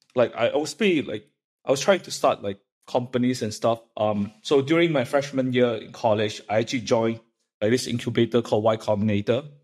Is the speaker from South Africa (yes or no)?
no; Malaysia; moved away as an adult; also born or lived in Illinois, United States; I grew up in Malaysia